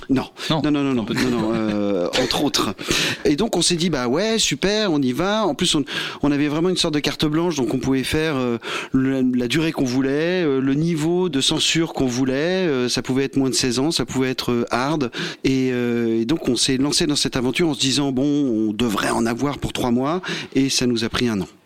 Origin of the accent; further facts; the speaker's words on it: Versailles, Île-de-France, France; nous, on vient de, la ville de Versailles